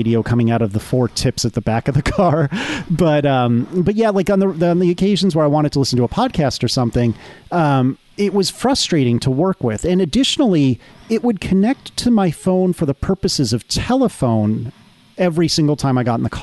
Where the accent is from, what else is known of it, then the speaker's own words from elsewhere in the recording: Northeast, United States; also born or lived in the South; I'm from the Northeast, but I've spent enough time in the South